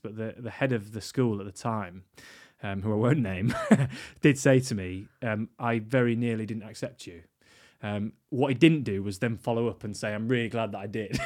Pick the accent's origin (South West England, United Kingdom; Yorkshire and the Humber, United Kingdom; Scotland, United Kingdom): Yorkshire and the Humber, United Kingdom; York; I grew up in York